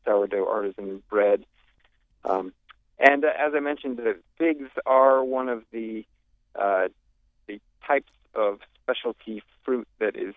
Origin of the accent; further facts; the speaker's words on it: Oklahoma, United States; moved away as an adult; also born or lived in Davidson, North Carolina; now in Ocracoke, United States; I grew up in Oklahoma, and I grew up playing classical violin in orchestra.